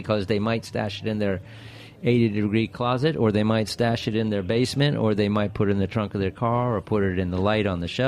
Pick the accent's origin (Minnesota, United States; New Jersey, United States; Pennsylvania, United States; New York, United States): New Jersey, United States; I grew up in New Jersey